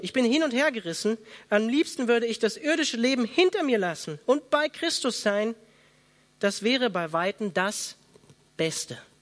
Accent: Germany; hier bei uns in Deutschland

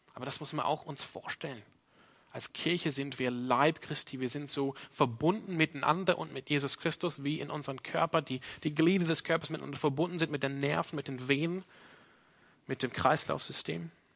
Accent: Australia; now in Freiburg, Germany; meine Prägung als Australier

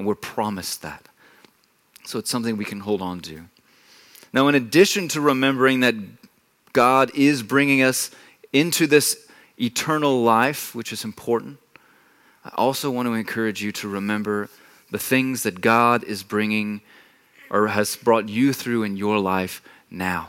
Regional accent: Texas, United States; moved away as an adult; now in Germany; I'm not a native here. I come from Texas

